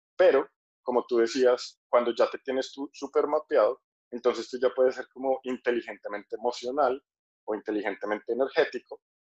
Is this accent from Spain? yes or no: no; Colombia; now in Thailand; soy colombiano, pero estoy en Tailandia en este momento